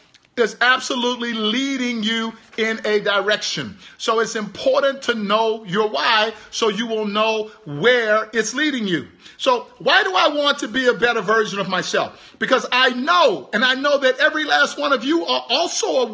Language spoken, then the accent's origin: English; Houston, Texas, United States; I'm from Houston, Texas.